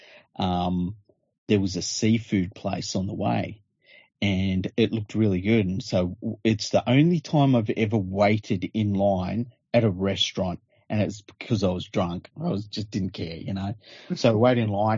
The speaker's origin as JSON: {"language": "English", "town": "Penrith", "region": "New South Wales", "country": "Australia", "said": "I'm from Penrith"}